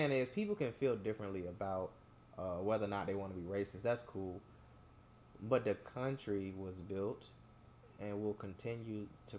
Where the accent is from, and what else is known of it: United States